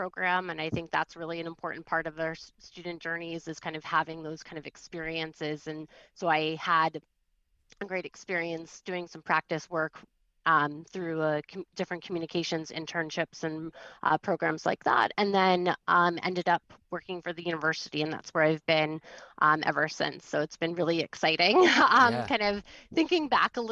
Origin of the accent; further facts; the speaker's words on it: East Coast, United States; I grew up in the East Coast